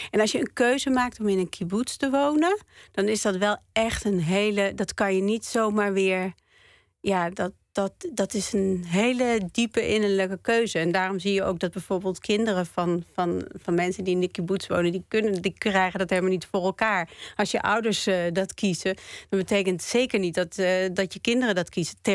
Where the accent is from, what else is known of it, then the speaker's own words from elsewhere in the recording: Northern District, Israel; Want ik kom uit het noorden van Israël en daar is het heel erg groen.